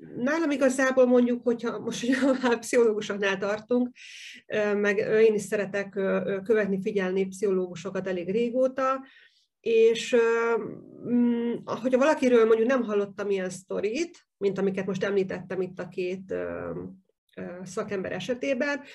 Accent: Hungary; én is vidéki vagyok

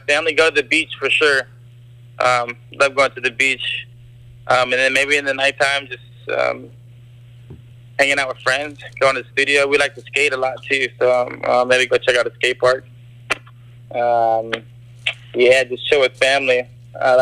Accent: Gardena, California, United States; moved away; also born or lived in Hawaii; We grew up in Gardena, California. We went to Hawaii like every summer growing up and then ended up moving there in about 2007.

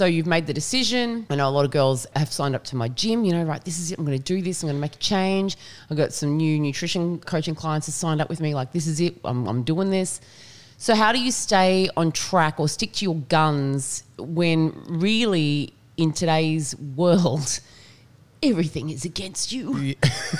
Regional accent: Australia; We are all Australian and I do not understand this State of Origin.

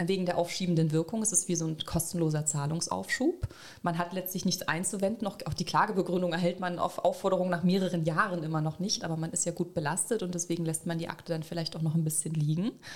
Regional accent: Saxony, Germany; ich in einer größten deutschen, ostdeutschen Plattenbausiedlung aufgewachsen bin in Sachsen

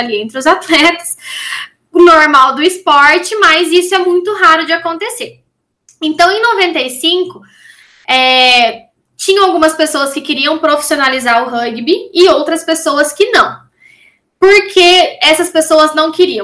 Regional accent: Maringá, Paraná, Brazil; natural de Maringá, Paraná

